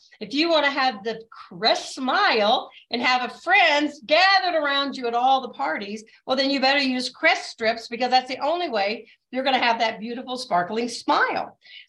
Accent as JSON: {"language": "English", "region": "the South", "country": "United States", "tie": "born or raised there", "said": "So my dad was a colonel in the Air Force. We were raised in the South and we went to the Southern Baptist Church."}